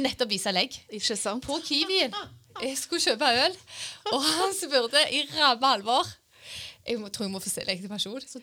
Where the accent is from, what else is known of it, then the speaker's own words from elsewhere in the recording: Randaberg, Rogaland, Norway; moved away; Jeg er fra Randaberg.